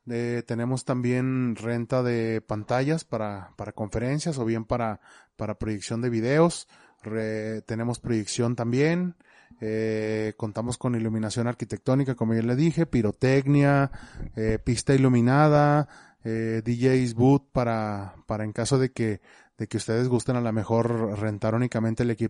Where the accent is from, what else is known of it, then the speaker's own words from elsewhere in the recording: Zacatecas, Mexico; somos de Zacatecas.